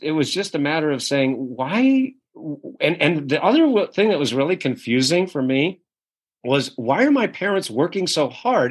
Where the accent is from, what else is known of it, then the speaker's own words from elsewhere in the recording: Kennebunkport, Maine, United States; I grew up in a little town called Kennebunkport, Maine, which is one of the wealthiest communities in New England.